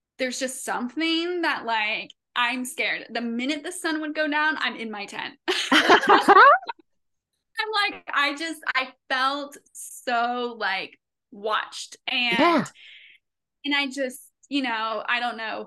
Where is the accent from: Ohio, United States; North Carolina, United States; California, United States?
North Carolina, United States; Henderson County; moved away as an adult; I grew up in Henderson County